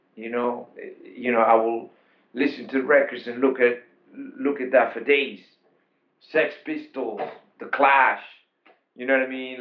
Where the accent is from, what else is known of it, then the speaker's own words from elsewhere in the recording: Panama; also born or lived in Queens, New York, United States; now in New York, United States; I'm an immigrant from Panama, and I came in 1986